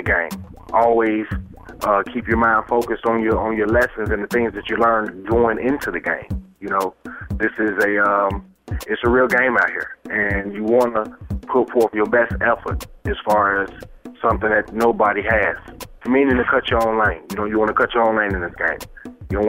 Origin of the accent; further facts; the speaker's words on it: Chicago, Illinois, United States; also born or lived in Dallas; now in Florida, United States; I'm originally from Chicago, Illinois